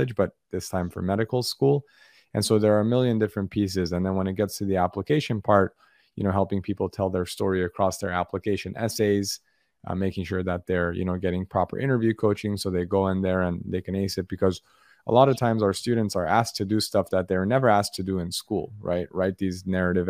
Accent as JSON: {"language": "English", "town": "Los Angeles", "region": "California", "country": "United States", "tie": "born or raised there", "lives_now": "San Diego, United States", "said": "I'm a Southern Californian, born and raised. I grew up in Los Angeles"}